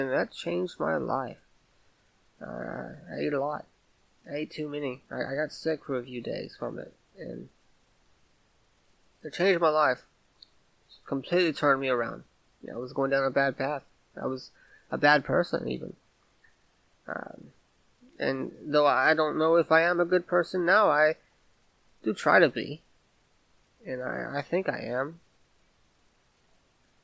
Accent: Vidor, Texas, United States; now in Louisiana, United States; I grew up in Texas, a small town, a small, mostly white town called Vidor, Texas.

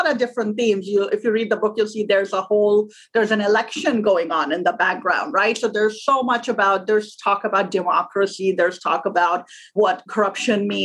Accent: Pakistan; moved away as an adult; now in United States; I'm originally from Pakistan. I was born there. I grew up there. I went to school and college there. And then I came to the U.S. as an immigrant when I was 22 years old.

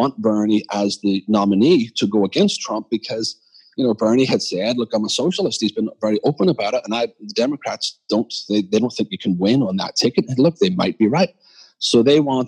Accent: Belfast, Northern Ireland, United Kingdom; moved away as an adult; now in Philadelphia, United States; as a child growing up in Belfast

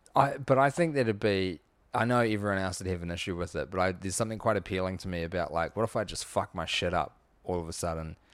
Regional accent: New Zealand; as a New Zealander

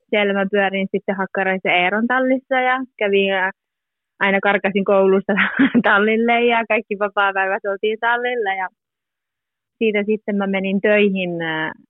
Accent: Muurame, Central Finland, Finland; born or raised there; first language Finnish; moved away as an adult; also born or lived in Korpilahti; now in Parma, Italy

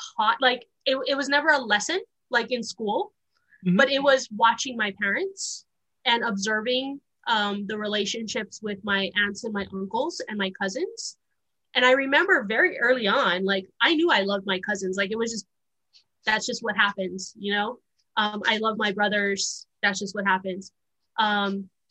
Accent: Honolulu, Hawaii, United States; moved away; also born or lived in Wyoming; I was born and raised in Honolulu, Hawaii

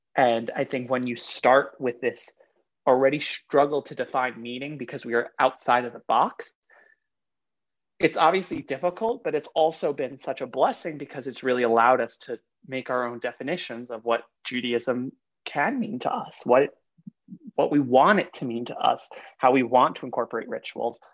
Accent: New York City, New York, United States; also born or lived in Long Island; I grew up in Queens up until high school

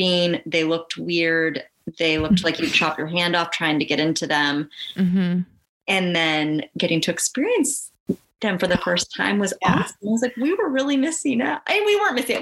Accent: just outside of Portland, Oregon, United States; I grew up just outside of Portland

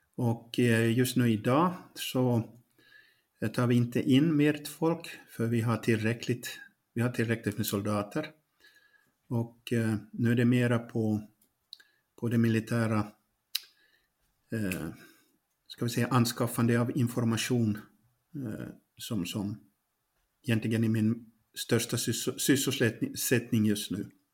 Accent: Pedersöre, Ostrobothnia, Finland; moved away as an adult; now in Ukraine; Jag är barnfödd i Poromo. Eh, idag så heter den kommun Pedersöre, det är i Österbotten.

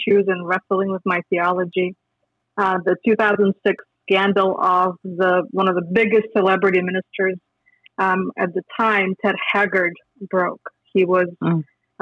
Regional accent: Minsk, Belarus; moved away as an adult; also born or lived in Lithuania; I grew up in Minsk, Belarus

